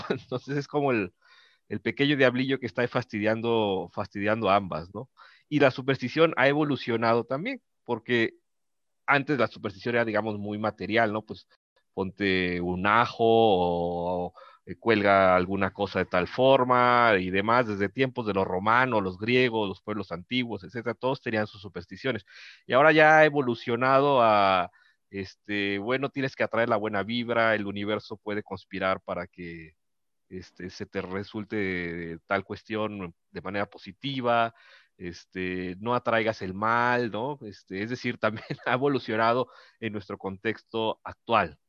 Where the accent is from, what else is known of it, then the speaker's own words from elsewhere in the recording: Mexico; como mexicanos